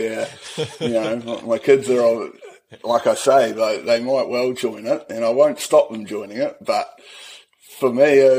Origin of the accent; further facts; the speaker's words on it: New Plymouth, Taranaki, New Zealand; also born or lived in Hawera; So I was born in Hawera, but I didn't last long there. My father was a policeman, so he was moved up to New Plymouth and the family all went there.